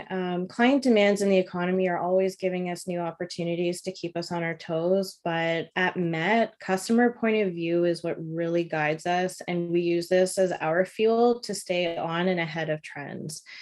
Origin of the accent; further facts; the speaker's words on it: Toronto, Ontario, Canada; now in Vancouver, Canada; I came from Toronto, Ontario, and um, I was working for a stencil manufacturing company, just doing accounting and, and bookkeeping.